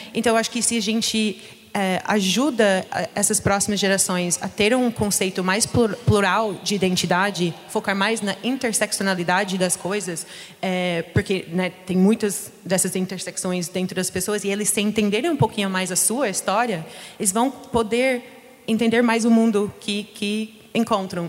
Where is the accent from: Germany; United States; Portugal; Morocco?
United States; Portuguese is a second language; now in Brazil; eu sou dos Estados Unidos